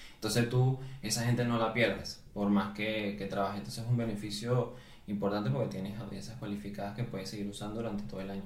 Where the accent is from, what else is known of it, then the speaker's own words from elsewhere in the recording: Venezuela; moved away as an adult; also born or lived in Uruguay; now in Spain; yo soy venezolano, pero eh, toda mi carrera profesional la hice en Uruguay